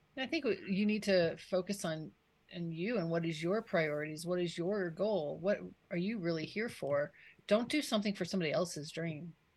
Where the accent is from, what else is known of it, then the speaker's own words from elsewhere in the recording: Colorado, United States; moved away as an adult; also born or lived in Colombia; I was born here